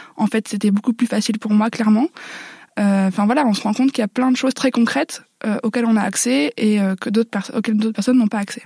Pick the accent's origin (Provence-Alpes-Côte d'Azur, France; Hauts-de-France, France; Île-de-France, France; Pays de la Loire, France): Hauts-de-France, France; Nord-Pas-de-Calais; accent: ch'ti; j'ai grandi dans le Nord-Pas-de-Calais